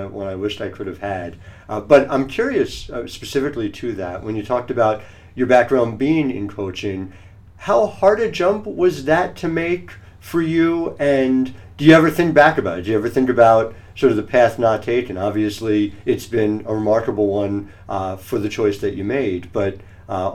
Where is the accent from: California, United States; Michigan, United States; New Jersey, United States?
New Jersey, United States; Cherry Hill; also born or lived in River Vale, New Jersey; I grew up in Cherry Hill. I live in Rivervale now.